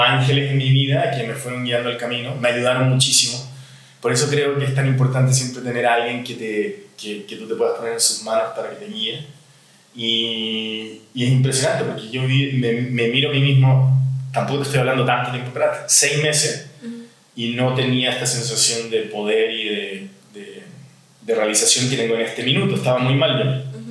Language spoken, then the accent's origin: Spanish; Chile; now in Mexico; soy chileno, tengo 50 años